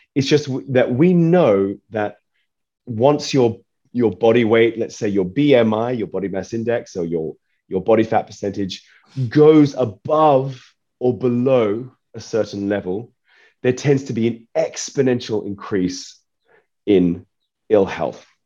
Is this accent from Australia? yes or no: yes; Australia; I'm from Australia